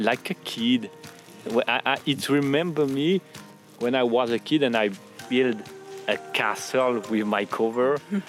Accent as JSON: {"language": "English", "country": "France", "also_born_or_lived": "Strasbourg", "said": "We are both coming from France"}